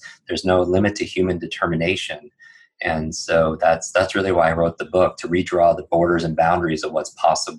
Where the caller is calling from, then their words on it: New York City, New York, United States; I'm coming in from New York City, which is an interesting place to be cocooning.